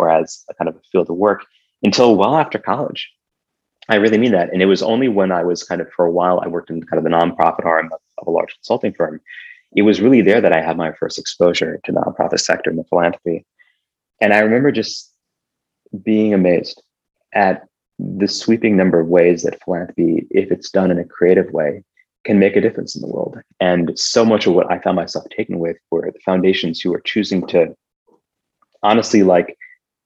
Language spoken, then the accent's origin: English; Iowa, United States; when I was growing up in Iowa